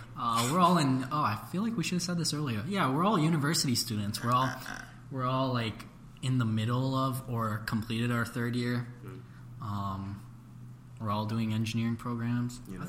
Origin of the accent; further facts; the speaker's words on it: Brampton, Ontario, Canada; So all three of us, we grew up in Brampton, unfortunately.